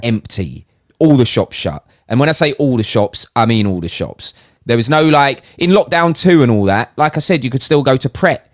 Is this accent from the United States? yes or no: no; United Kingdom; as a Brit